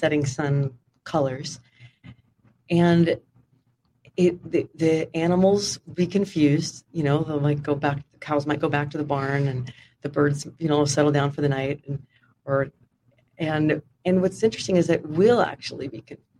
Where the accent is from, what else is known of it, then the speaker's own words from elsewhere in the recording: Sonoma County, Northern California, United States; also born or lived in Houston, Texas; I grew up in Sonoma County, so Northern California, about an hour north of San Francisco